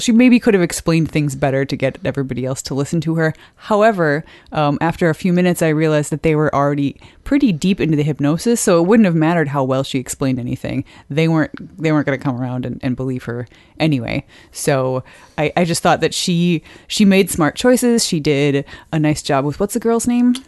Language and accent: English; Wisconsin, United States; now in Edmonton, Canada; I'm from Wisconsin and now Edmonton